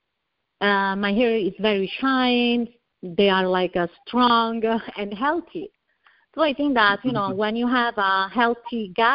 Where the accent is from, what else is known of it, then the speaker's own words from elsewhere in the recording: Italy; accent: Italian; English is a second language; moved away as an adult; also born or lived in Tampa / Miami; now in United States; I'm from Italy, as you can hear from my accent. I was born and raised in a little village in the middle of the vineyard